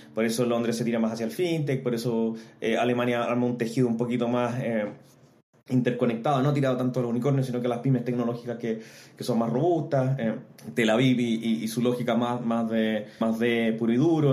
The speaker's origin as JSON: {"language": "Spanish", "region": "Antofagasta", "country": "Chile", "also_born_or_lived": "Santiago", "moved": "as an adult", "said": "soy antofagastino, me vine a Santiago en busca de oportunidades de estudiar a la Universidad de Chile"}